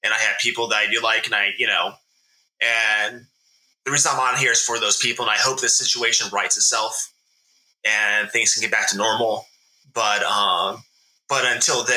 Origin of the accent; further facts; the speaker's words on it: Tampa, Florida, United States; moved away; I grew up in Tampa